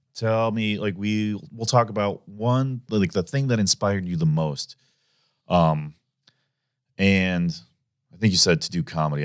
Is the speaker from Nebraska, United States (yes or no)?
yes; Omaha, Nebraska, United States; also born or lived in Lincoln, Nebraska; I grew up in Omaha